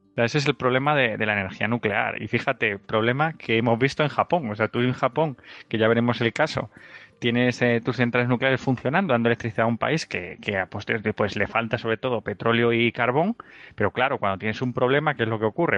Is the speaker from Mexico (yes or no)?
no; Spain; los cutres somos los españoles